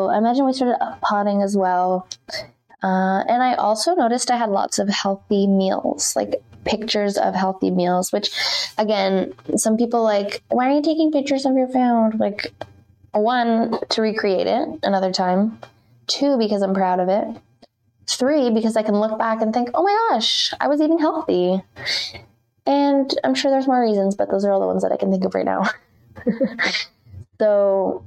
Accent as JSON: {"language": "English", "area": "Muskoka", "region": "Ontario", "country": "Canada", "tie": "born or raised there", "moved": "yes", "said": "my hometown, of Muskoka"}